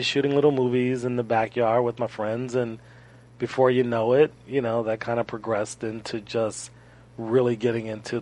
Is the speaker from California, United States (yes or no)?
yes; Los Angeles, California, United States; I'm born and raised in Los Angeles. Really, really close to Inglewood.